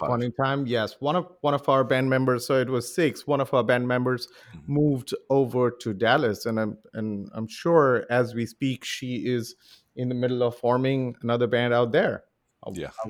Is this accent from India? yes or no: yes; Mumbai, Maharashtra, India; when I I was raised in Mumbai, uh, in India. Mumbai is the capital of the Hindi movie industry. So we all grew up, and and Bollywood is is one of the lifelines of how India works.